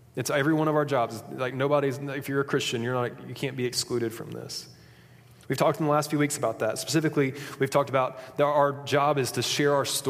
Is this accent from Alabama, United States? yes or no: yes; Huntsville, Alabama, United States; I'm from Huntsville, Alabama